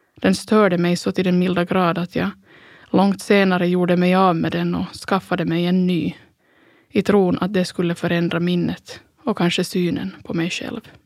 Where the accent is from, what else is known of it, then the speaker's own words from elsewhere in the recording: Pargas, Southwest Finland, Finland; Söderläge i Strandäng hemma i Pargas